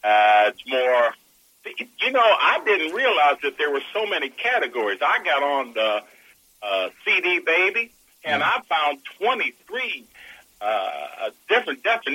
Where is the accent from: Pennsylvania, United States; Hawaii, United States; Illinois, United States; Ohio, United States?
Pennsylvania, United States; Pittsburgh; moved away as an adult; also born or lived in Wheeling, West Virginia; I was born in Wheeling, West Virginia, and then moved to Pittsburgh, and then from Pittsburgh went on to the military.